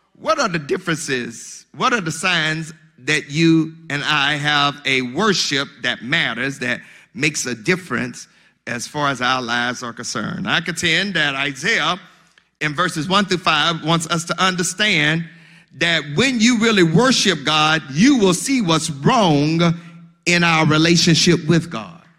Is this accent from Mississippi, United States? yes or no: yes; Mississippi, United States; I'm from Mississippi